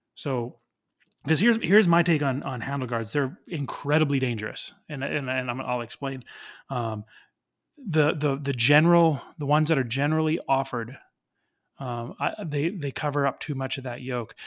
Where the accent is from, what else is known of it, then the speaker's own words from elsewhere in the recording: Canada; I'm Canadian